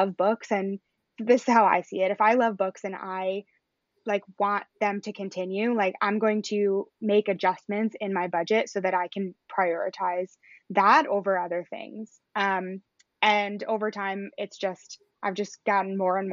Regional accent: near Ithaca, upstate New York, United States; I'm from upstate New York, and there's a bookstore in Ithaca, which is close to my hometown

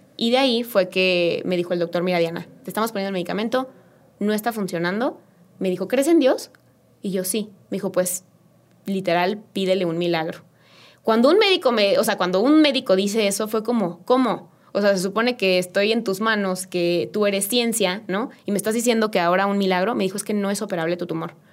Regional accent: Querétaro, Mexico; yo soy queretana, 100%

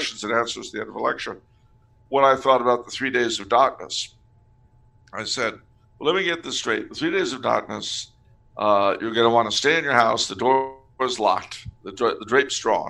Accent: California, United States; I'm from California.

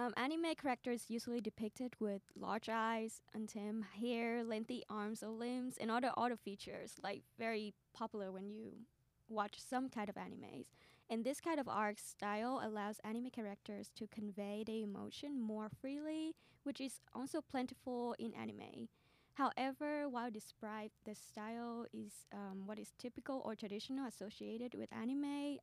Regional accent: Vietnam; moved away; I grew up in Vietnam

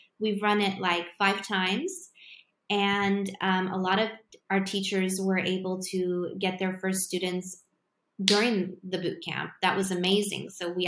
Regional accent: Poland; because I come from Poland and I live in Poland

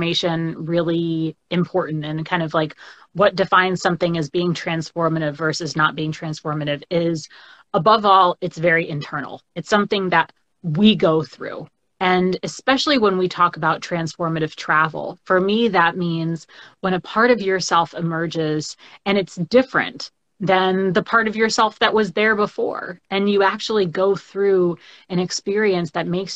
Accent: Boston, Massachusetts, United States; also born or lived in Washington, D.C. / Sao Tome; I am originally from the Boston area in the States, and that's where I live now

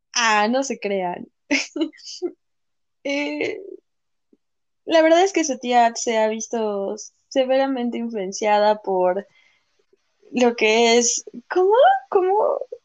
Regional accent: Mexico; nos pasa mucho como mexicanos

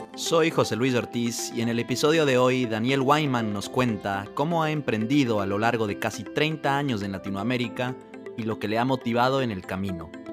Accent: Ecuador; yo que crecí en Ecuador

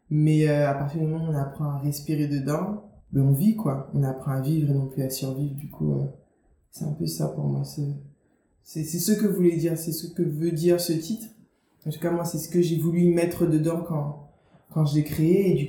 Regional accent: Guadeloupe, France; Je me définis comme une autrice africaine caribéenne parce que j'ai grandi en Guadeloupe, tu vois, j'ai grandi dans un contexte qui n'est pas euh, qui est différent de celui euh, d'une autrice qui aurait grandi, tu vois, dans un pays en Afrique.

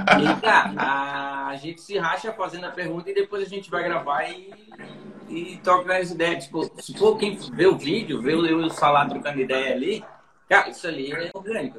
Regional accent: Santa Catarina, Brazil; somos todos de Santa Catarina. Todos daqui

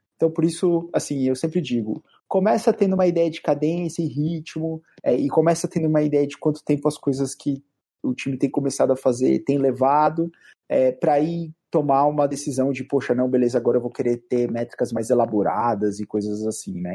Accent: Bauru, São Paulo, Brazil; sou de Bauru, né? Originário de Bauru

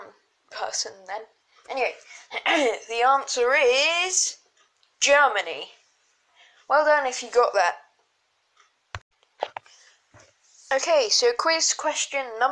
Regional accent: England, United Kingdom; If you can't tell by my voice, I am from England

